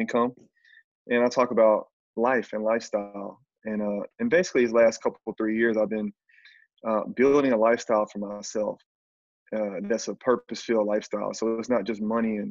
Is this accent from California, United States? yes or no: no; Tuscaloosa, Alabama, United States; moved away as an adult; also born or lived in Canada / Brazil; I'm from Tuscaloosa, Alabama